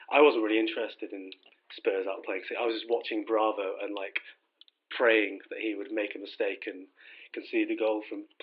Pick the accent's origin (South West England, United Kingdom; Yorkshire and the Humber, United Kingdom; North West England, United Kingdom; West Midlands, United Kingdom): West Midlands, United Kingdom; Shrewsbury; I'm from Shrewsbury